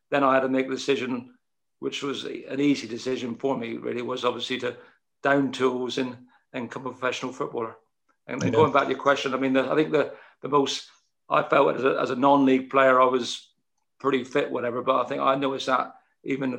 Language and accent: English; Plymouth, South West England, United Kingdom; I was born and bred in Plymouth